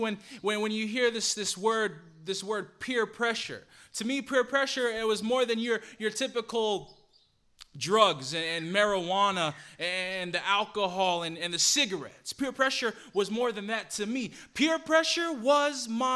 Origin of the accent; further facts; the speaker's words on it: Salt Lake City, Utah, United States; now in Puna, United States; I come from Salt Lake City, Utah, but I'm currently doing Bible work for the Puna Seventh-day Adventist Church.